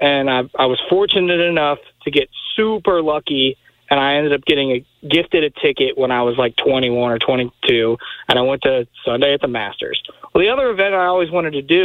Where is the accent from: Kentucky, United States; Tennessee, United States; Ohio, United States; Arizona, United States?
Kentucky, United States; Louisville; now in Memphis, United States; I grew up in Louisville.